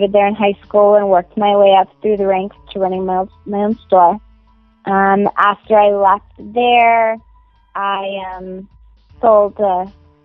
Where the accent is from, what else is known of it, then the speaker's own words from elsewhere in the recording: San Diego, California, United States; I am originally from San Diego, which is actually where I still live.